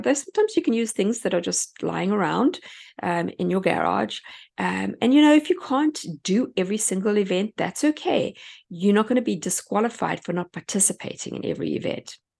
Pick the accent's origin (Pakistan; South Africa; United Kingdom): South Africa; moved away as an adult; now in United States; I come from South Africa